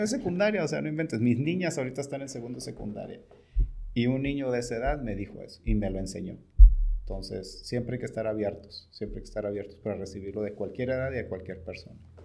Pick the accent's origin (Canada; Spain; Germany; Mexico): Mexico; Tijuana, Baja California; yo soy de Tijuana